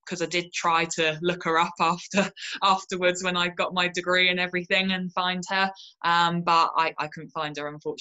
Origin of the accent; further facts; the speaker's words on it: Portsmouth, South East England, United Kingdom; also born or lived in London; I moved down to Portsmouth, which is where my hometown